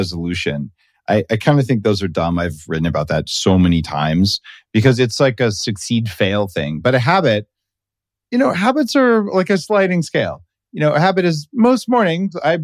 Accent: New Mexico, United States; I'm from New Mexico

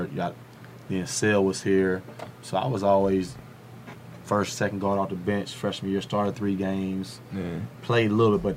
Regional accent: Nashville, United States; when I grew up in Nashville, City, like she'll tell you, my freshman year at the house college, I couldn't wait to go back home.

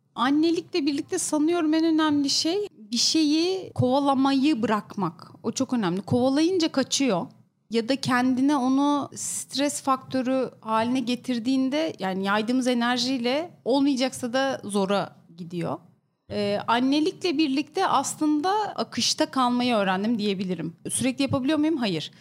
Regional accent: İskenderun, Hatay, Turkey; moved away as an adult; now in Istanbul, Turkey; Ben İskenderunluyum. Üniversiteyle birlikte İstanbul'a geldim.

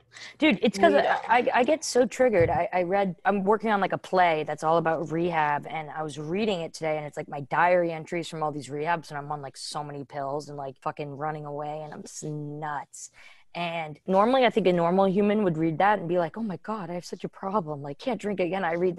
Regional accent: Vermont, United States; And we grew up skiing in Vermont, so you ski on ice.

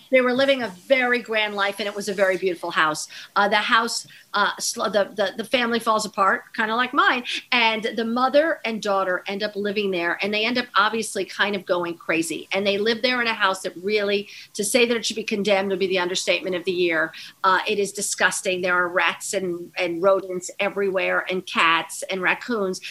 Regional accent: New York, United States; also born or lived in East Hampton, New York; when I was growing up in East Hampton

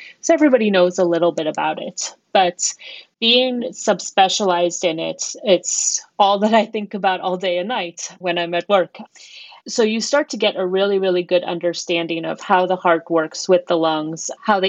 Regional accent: Colorado, United States; moved away as an adult; also born or lived in Baltimore, Maryland / New York; I am from Colorado

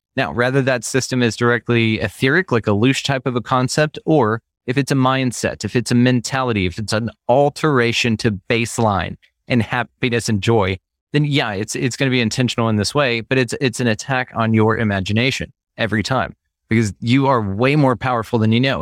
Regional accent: Texas, United States; I'm from, born and raised in Texas

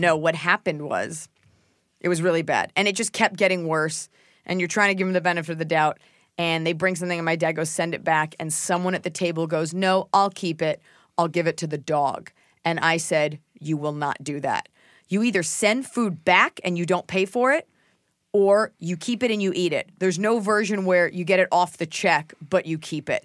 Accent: Dallas, Texas, United States; moved away as an adult; also born or lived in Boston; growing up in Dallas, Texas

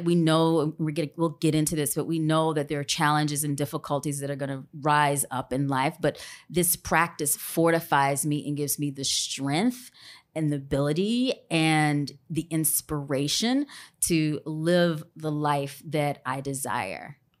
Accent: Grambling, Louisiana, United States; I'm originally from Grambling, Louisiana

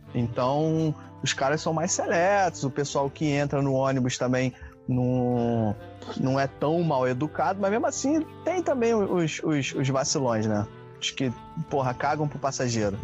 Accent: Rio de Janeiro, Brazil; also born or lived in Duque de Caxias; eu sou carioca, cara. Moro aqui desde que eu nasci

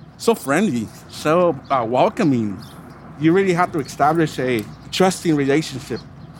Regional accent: Mexico; now in Los Angeles, United States; I was born in Mexico, so grew up around my dad with animals and stuff, cows and other horses

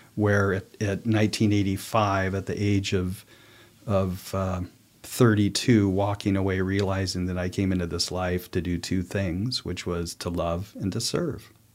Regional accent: New Mexico, United States; moved away; I was from New Mexico, lived most of my adult life there

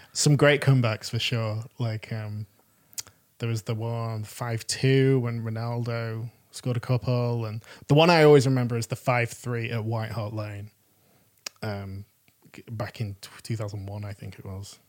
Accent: Manchester, North West England, United Kingdom; I'm I'm from Manchester and um, pl- playing for a local football team when I was that age

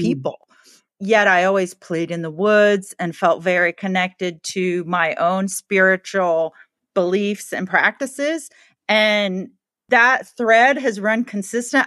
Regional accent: the South, United States; I grew up in the South

